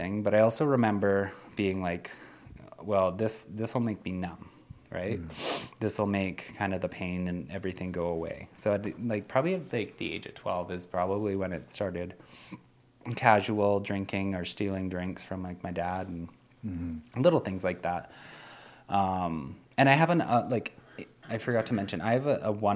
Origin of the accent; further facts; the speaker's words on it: Nelson, British Columbia, Canada; I grew up in Nelson, BC. That's where I was born.